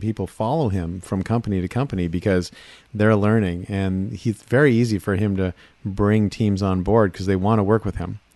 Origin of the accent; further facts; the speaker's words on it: Seattle, Washington, United States; I come from Seattle